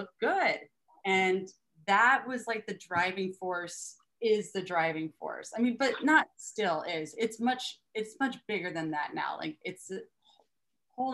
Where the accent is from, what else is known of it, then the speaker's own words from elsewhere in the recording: Austin, Texas, United States; moved away; also born or lived in Poway, San Diego, California / Humboldt County, California; I was raised in Texas